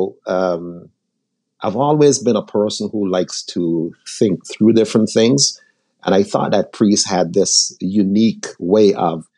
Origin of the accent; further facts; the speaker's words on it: St. Vincent & Grenadines; now in United States; I was born in the Caribbean. I was born in a little island called St. Vincent.